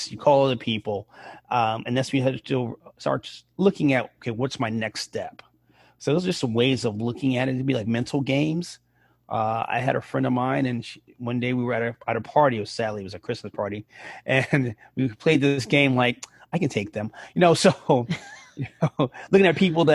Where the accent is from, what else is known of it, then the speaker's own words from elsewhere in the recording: New York City, New York, United States; I grew up in the Bronx and I was in high school